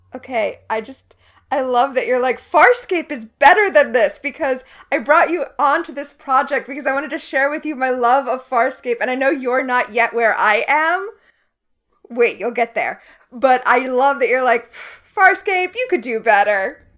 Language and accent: English; Florida, United States; I grew up in Florida